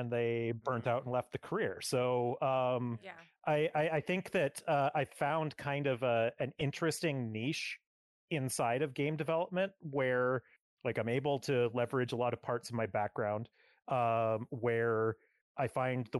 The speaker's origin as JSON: {"language": "English", "town": "Edmonton", "region": "Alberta", "country": "Canada", "tie": "born or raised there", "moved": "as an adult", "lives_now": "Vancouver, Canada", "said": "I grew up in the Edmonton area"}